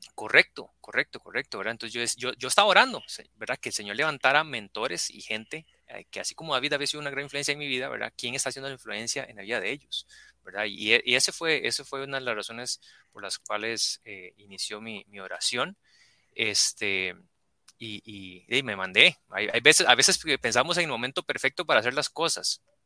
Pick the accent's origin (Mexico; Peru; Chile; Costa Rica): Costa Rica; estabas aquí en Costa Rica, estabas en mi país